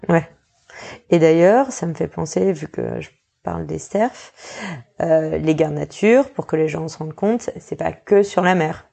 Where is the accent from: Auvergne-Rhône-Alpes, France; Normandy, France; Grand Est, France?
Normandy, France; now in New Caledonia; je suis même pas locale et je suis normande à la base.